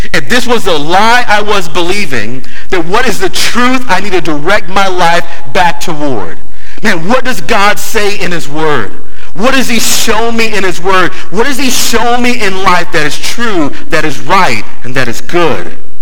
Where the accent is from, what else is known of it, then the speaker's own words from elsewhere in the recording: Palm Beach County, South Florida, United States; I grew up in Palm Beach County